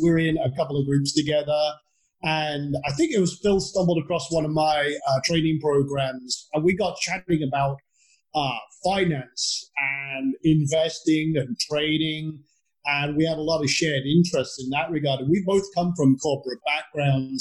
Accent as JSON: {"language": "English", "region": "Scotland", "country": "United Kingdom", "moved": "yes", "lives_now": "Texas, United States", "said": "I come from a tiny island at the north tip of Scotland, with a population of 500 people. I'm now in, although despite my accent, I live in Texas"}